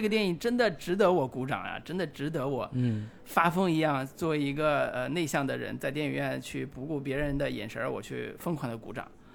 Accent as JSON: {"language": "Chinese", "country": "China", "said": "我们中国人"}